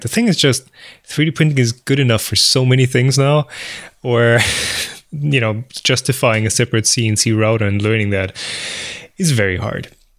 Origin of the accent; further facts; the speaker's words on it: Bavaria, Germany; We are both Bavarians